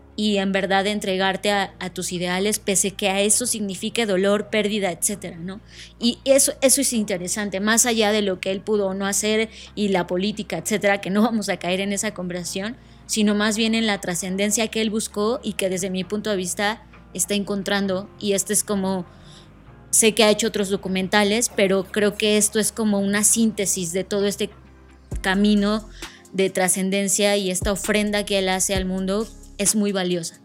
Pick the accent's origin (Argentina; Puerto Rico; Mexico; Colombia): Mexico; como mexicanos